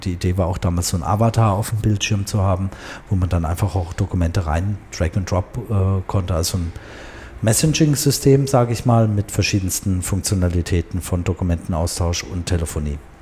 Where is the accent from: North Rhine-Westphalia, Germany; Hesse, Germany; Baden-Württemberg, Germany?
Baden-Württemberg, Germany; Karlsruhe; also born or lived in Tehran, Iran; hier in Karlsruhe, ähm, da bin ich auch aufgewachsen, im Baden